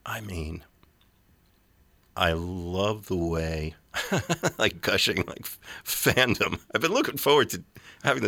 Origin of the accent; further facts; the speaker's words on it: New York, United States; as a New Yorker